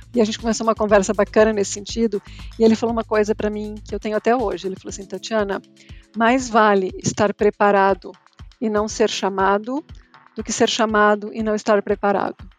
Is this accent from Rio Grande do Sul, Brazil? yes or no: yes; Rio Grande do Sul, Brazil; moved away as an adult; also born or lived in United States; Já saí do Rio Grande do Sul há mais de 10 anos.